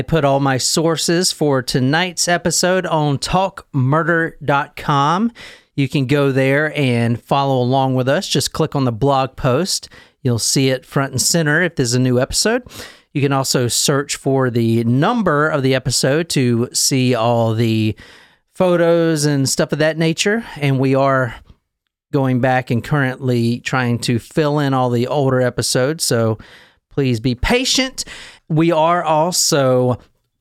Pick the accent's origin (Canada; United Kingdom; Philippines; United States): United States; South Carolina; I'm from South Carolina